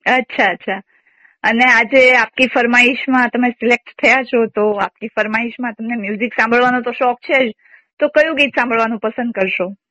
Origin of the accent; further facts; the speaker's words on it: Junagadh, Gujarat, India; moved away as an adult; now in Vadodara, India; અમે જુનાગઢ ના છીએ